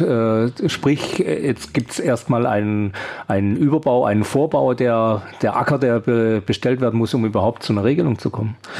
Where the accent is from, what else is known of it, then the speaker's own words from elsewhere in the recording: Esslingen, Baden-Württemberg, Germany; in meiner Heimatstadt in Esslingen